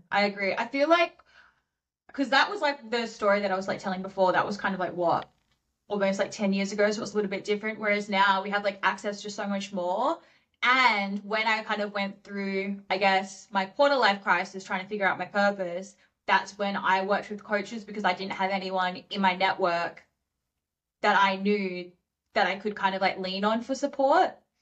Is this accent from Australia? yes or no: yes; Perth, Western Australia, Australia; moved away as an adult; now in Sydney, Australia; I went back to Perth in my hometown